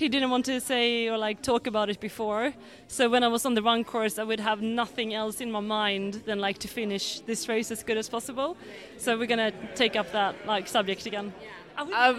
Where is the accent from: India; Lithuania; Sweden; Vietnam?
Sweden; Being Swedish